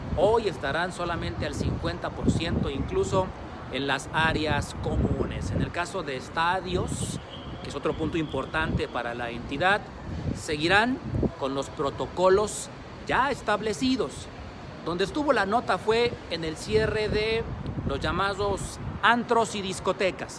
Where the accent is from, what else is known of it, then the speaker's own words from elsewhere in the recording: Mexico; en nuestro país